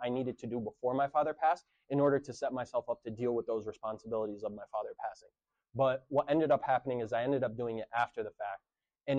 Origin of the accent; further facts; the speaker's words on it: Jerusalem, Palestine; now in United States; I was born in Jerusalem, have Palestinian citizenship